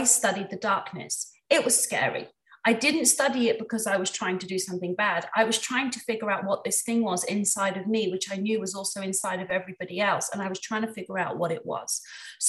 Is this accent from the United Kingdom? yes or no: yes; England, United Kingdom; I'm from England